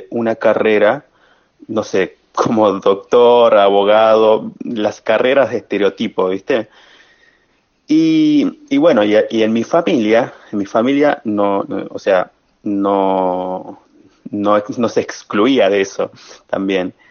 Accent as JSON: {"language": "Spanish", "town": "Libertador General San Martín", "region": "Jujuy", "country": "Argentina", "tie": "born or raised there", "said": "era difícil encontrar un, profesor ahí en mi pueblo, en Libertador, en, el departamento de Levesma"}